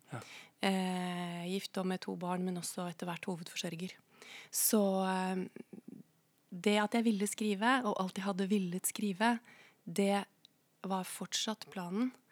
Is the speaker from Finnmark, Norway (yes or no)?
no; Koppang, Innlandet, Norway; moved away as an adult; also born or lived in Tynset; now in Oslo, Norway; Jeg er fra Koppang i Stor-Elvdal kommune. Ja. ja. Eh, men jeg flytta til Oslo da jeg var eh, Eller flytta til Tynset og litt sånn, men jeg flytta til Oslo Hva skal jeg si? Jeg flytta så fort jeg kunne